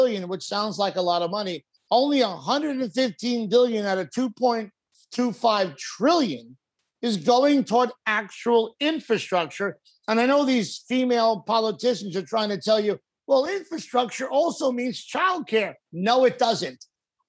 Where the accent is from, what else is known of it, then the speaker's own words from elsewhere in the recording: Long Island, New York, United States; moved away as an adult; I grew up in Long Island. I lived in Long Island for many years until I was in my 30s.